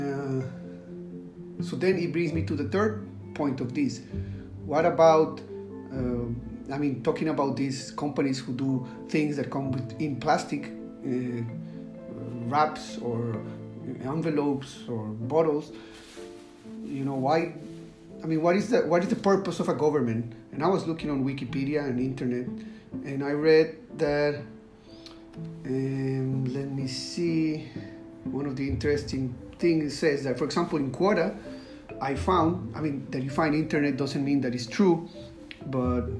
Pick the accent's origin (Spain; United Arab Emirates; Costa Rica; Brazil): Costa Rica; now in Singapore; I live in Singapore and I am from Costa Rica.